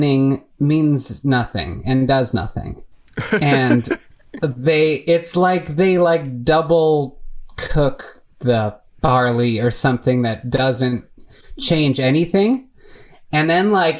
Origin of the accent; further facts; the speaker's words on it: Chicago, Illinois, United States; moved away as an adult; also born or lived in San Francisco; I'm from Chicago